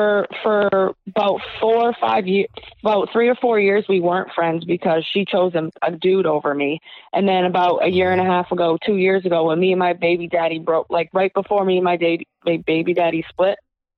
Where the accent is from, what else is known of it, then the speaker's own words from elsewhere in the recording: New Hampshire, United States; We're from New Hampshire.